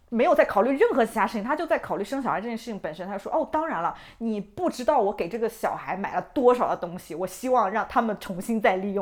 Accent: China; moved away; 同样身为中国人的女性

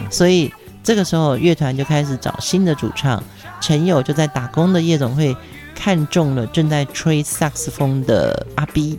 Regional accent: Pingtung County, Taiwan; 屏东是我的家乡

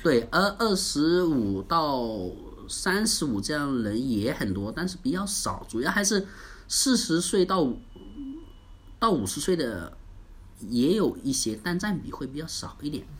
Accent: China; 我们中国人

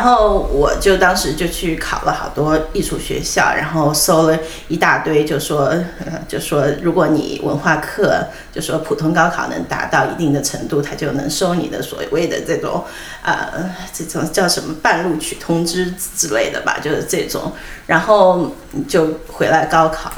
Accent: Ya'an, Sichuan, China; moved away; also born or lived in Hangzhou; 我在四川度过了我的童年，我在四川呢，我父母那时候在四川农业大学教书，搬到雅安的时候

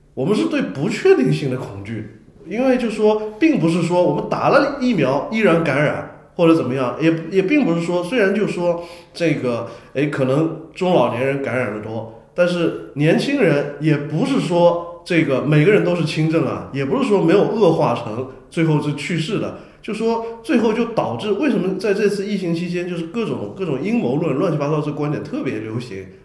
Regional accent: China; 我们中国人

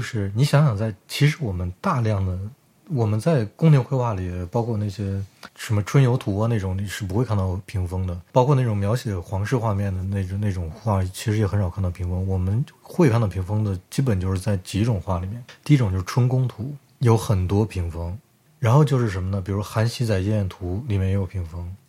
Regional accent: Harbin, Heilongjiang, China; now in Germany; 你说我对家乡不热爱，我是热爱的呀。就是我，我，我从小到大觉得哈尔滨是个特别特殊的城市

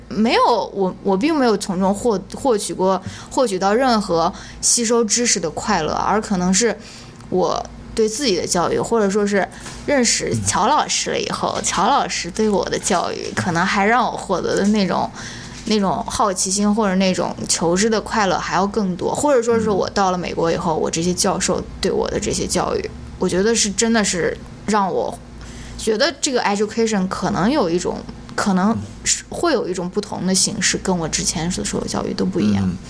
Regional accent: China; moved away as an adult; 我也是在那种九年义务教育、应试教育体制下面，嗯。呃，成长过来的，也参加了高考，然后也是上研究生的时候才出国的

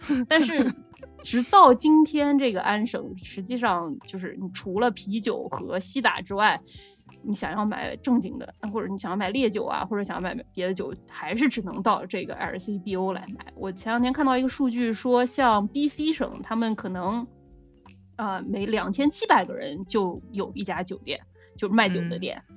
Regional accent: Nanjing, Jiangsu, China; now in Ontario, Canada; 我们南京人嘛

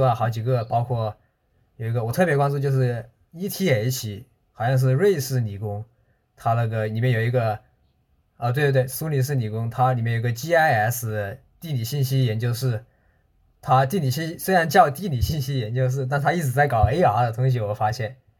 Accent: China; moved away as an adult; now in Kitakyushu, Japan; 我们中国人

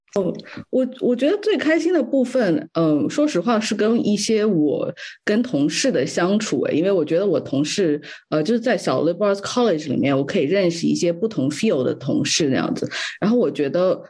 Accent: China; moved away; 我从小在中国长大吧

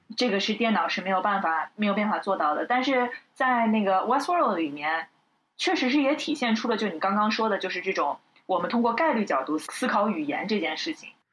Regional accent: China; 我们作为中国人

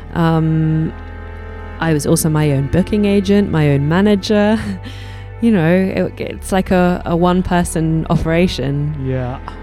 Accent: London, United Kingdom; I was born in London

